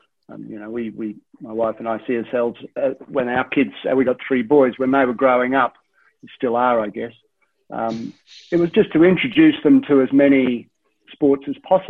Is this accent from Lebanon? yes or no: no; Gold Coast, Queensland, Australia; However, before that, at a young age, I went to school on the Gold Coast